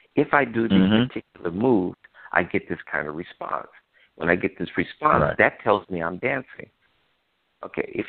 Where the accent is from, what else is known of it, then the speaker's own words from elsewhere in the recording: Chicago, Illinois, United States; I grew up in Chicago, Illinois, during the Civil Rights Movement